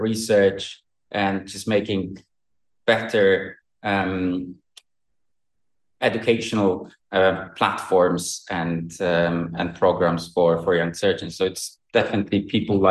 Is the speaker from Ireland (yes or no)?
no; Poland; moved away as an adult; now in United Kingdom; I'm actually from Poland, but I work in UK now